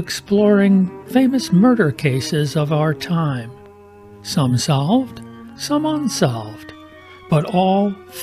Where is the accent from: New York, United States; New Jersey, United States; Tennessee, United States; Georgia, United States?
New York, United States; Rochester; I grew up in Rochester, New York